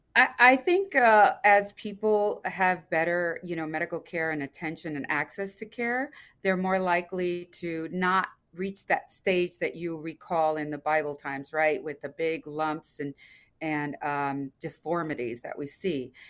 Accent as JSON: {"language": "English", "region": "Louisiana", "country": "United States", "moved": "yes", "said": "I come from Louisiana, L S U"}